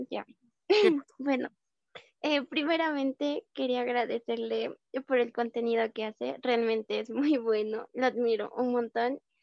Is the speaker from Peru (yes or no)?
yes; Peru; acá en Perú, mm, soy de Perú